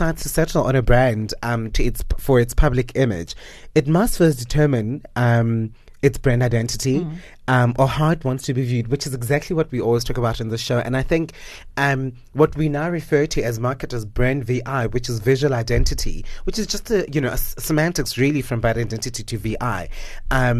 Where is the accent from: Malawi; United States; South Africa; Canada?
South Africa; that brand for me is something that raised us as Africans and as South African blacks